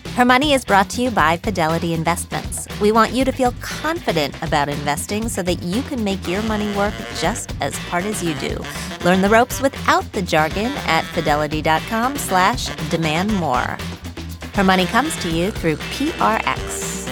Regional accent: Wheeling, West Virginia, United States; I grew up in Wheeling, West Virginia

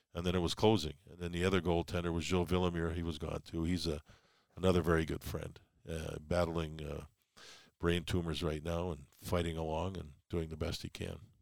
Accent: Calgary, Alberta, Canada; moved away; also born or lived in New York; growing up in Calgary, there's those seasons

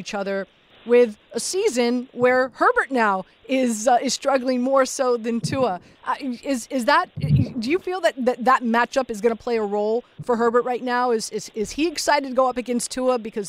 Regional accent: Miami, Florida, United States; moved away; born and raised in Miami, grew up a Steelers/Dolphins fan, of course.

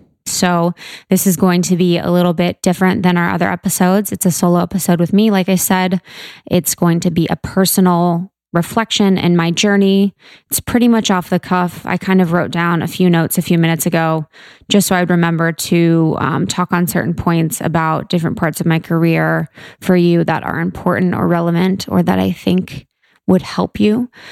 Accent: Mason, Ohio, United States; I'm from Ohio, Buckeye State, O-H-I-O, beautiful Ohio, right outside Cincinnati. It's called Mason.

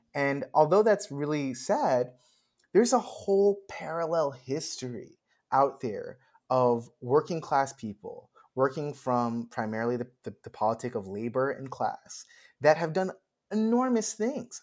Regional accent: New York, United States; moved away as an adult; now in Los Angeles, United States; I grew up in New York, I went to high school across the street from Juilliard

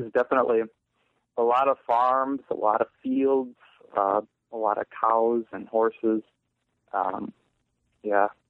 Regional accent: Eau Claire, Wisconsin, United States; also born or lived in Chili, Wisconsin; now in Massachusetts, United States; Eau Claire, Wisconsin. I lived there my first 12 years

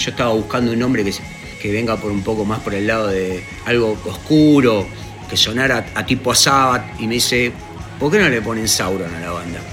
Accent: Buenos Aires, Argentina; also born or lived in Huanguelén, Buenos Aires Province; llegué a Buenos Aires con Capital con, cinco años

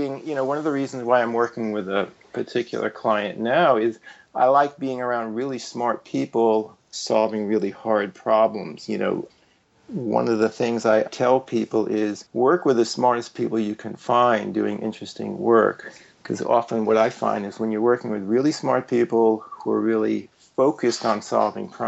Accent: New York City, New York, United States; moved away as an adult; also born or lived in Chapel Hill / Silicon Valley / Reykjavik, Iceland; I grew up in New York City in Greenwich Village

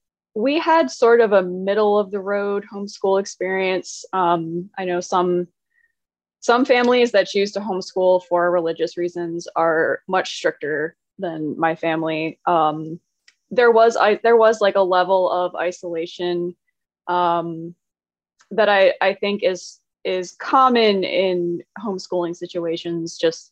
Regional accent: New York, United States; also born or lived in North Carolina / Pennsylvania; I was actually born in Western New York to parents. My parents were both Southerners. And I moved to North Carolina when I was 10. We were only here for, I think, a year, maybe 13 months. And then we moved to Pennsylvania and then back to Wes

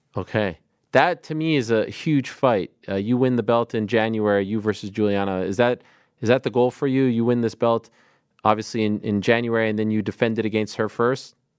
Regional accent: Canada; now in New York, United States; my country, Canada

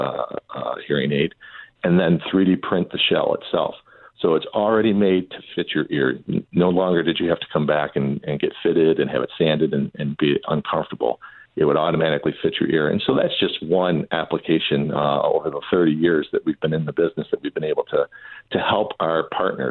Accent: Southeast Michigan, United States; I grew up in Southeast Michigan

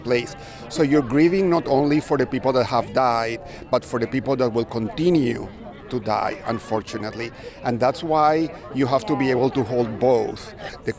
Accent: United States; I'm Jewish American.

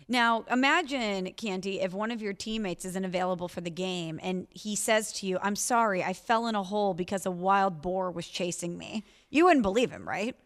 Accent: St. Louis, Missouri, United States; I'm from Saint Louis.

